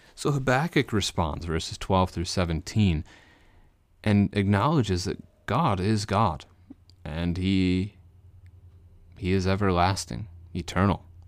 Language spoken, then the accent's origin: English; Missouri, United States; I live in the state of Missouri, uh, so you could call me a Missourian if you wanted to. I was born in Missouri as well, so it fits.